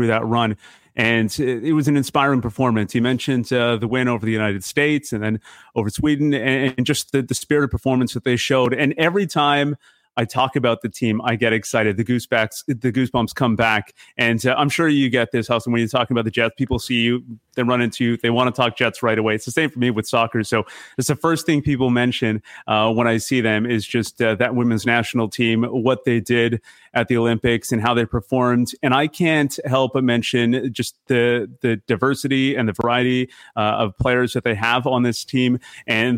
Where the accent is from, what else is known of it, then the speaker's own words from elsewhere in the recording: Vancouver, British Columbia, Canada; moved away; also born or lived in Winnipeg; I'm from Vancouver originally